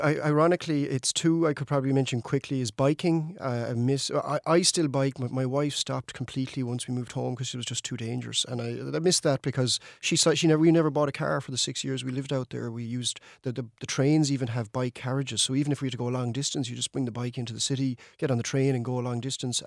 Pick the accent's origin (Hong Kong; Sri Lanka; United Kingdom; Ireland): Ireland; Mayo, Connacht; moved away as an adult; also born or lived in Denmark; when I grew up in Mayo, our town was in decline